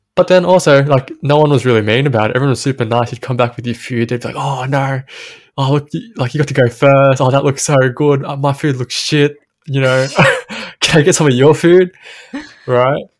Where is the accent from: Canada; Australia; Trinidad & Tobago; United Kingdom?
Australia; Sydney, New South Wales; growing up in Western Sydney